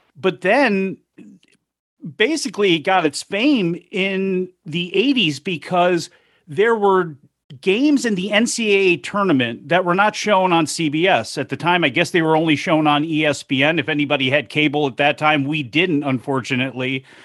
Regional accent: Chicago, Illinois, United States; One of my earliest memories of being in Chicago You know, at the age of five in kindergarten

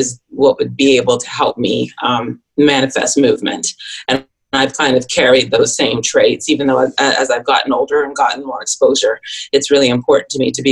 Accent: Toronto, Ontario, Canada; moved away as an adult; now in New York City, United States; I'm actually from Toronto, Canada.

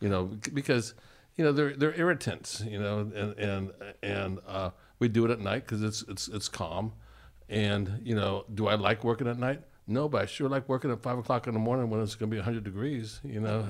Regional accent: California, United States; I'm, I'm from California.

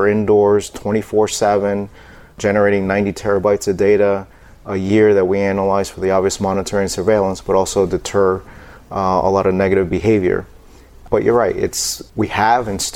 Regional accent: New York City, New York, United States; I was born in New York City. Someone hit my town on 9/11

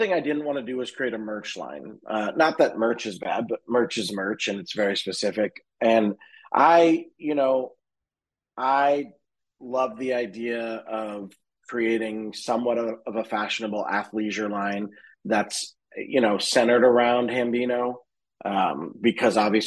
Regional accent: Boston, Massachusetts, United States; now in Los Angeles, United States; we went back to my hometown in Boston

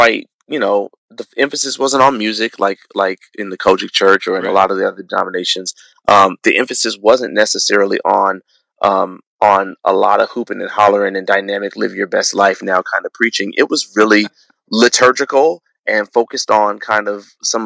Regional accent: Chicago, Illinois, United States; I grew up in Chicago

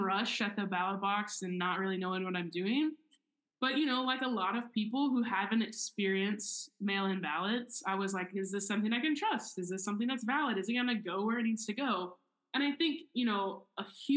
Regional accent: Oklahoma, United States; I grew up in Oklahoma, which I think has like one of the worst voter turnout rates in the country

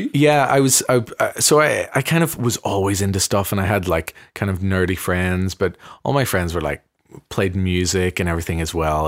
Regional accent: Belfast, Northern Ireland, United Kingdom; moved away; me growing up in the Armour Road, it feels to me a very progressive place in Belfast

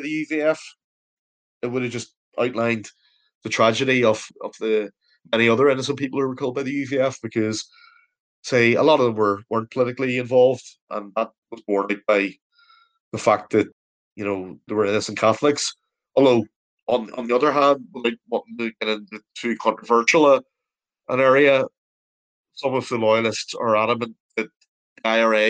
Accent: Belfast, Northern Ireland, United Kingdom; I grew up in the Cliftonville Road for a number of years

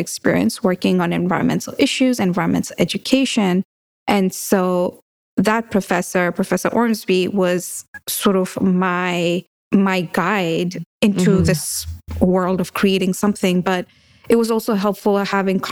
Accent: Kenya; now in United States; we grew up in Kenya

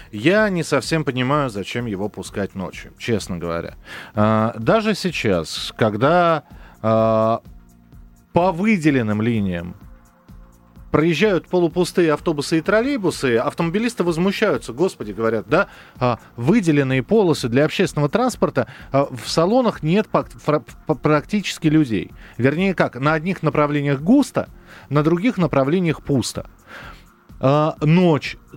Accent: Moscow, Russia; Вот я коренной москвич, у меня 4 поколения людей, которые из э, Смоленской губернии приехали сюда.

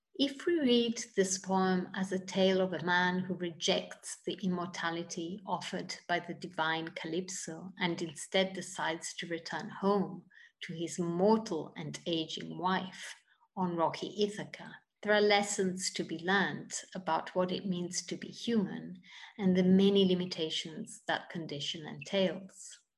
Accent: Italy; moved away as an adult; also born or lived in United Kingdom; now in United States; I'm originally from Italy

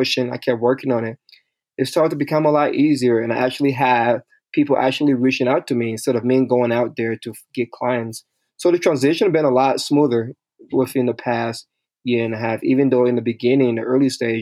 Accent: Liberia; moved away; I'm originally from Liberia, West Africa

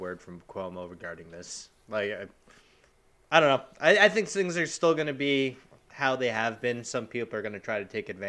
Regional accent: Long Island, New York, United States; People can know we're from Long Island

